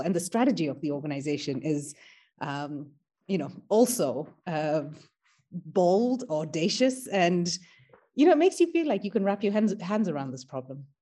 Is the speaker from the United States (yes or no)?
no; Kenya; I am an Indian Kenyan. So my ancestors came to Kenya as indentured laborers